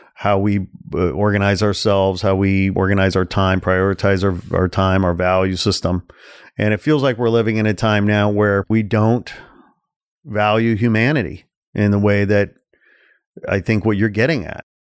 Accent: Midwest, United States; I'm from the Midwest. I was gr-, grow-, grew up in a, you know, kind of a w, environment and a culture

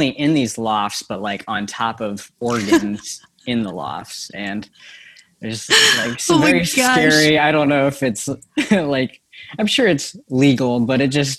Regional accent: Sioux Falls, South Dakota, United States; moved away as an adult; also born or lived in Lincoln, Nebraska; I'm originally a son of the Dakotas. I grew up in Sioux Falls and lived there most of my life. Graduated from O'Gorman in 2014, and then I moved down to Lincoln, Nebraska.

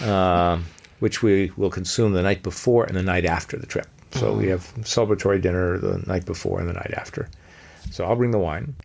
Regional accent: Los Angeles, California, United States; I grew up in Los Angeles

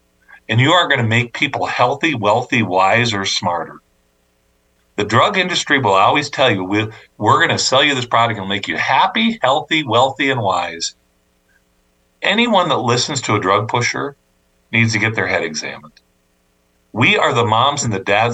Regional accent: Rapid City, South Dakota, United States; This is my hometown

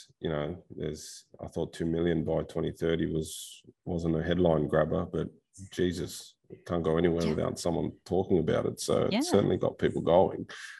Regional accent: Australia; moved away; also born or lived in United States / Turkey / China / South Korea; My brothers live in the US, you know. I was born there. I grew up in Australia.

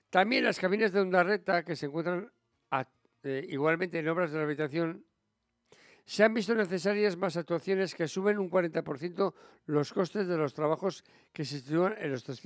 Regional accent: San Sebastián, Basque Country, Spain; somos los donostiarras los que nos movemos en moto por la ciudad

